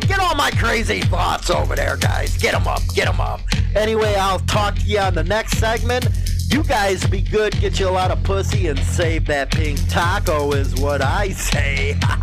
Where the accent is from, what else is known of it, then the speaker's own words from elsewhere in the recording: Chicago, Illinois, United States; growing up in Chicago.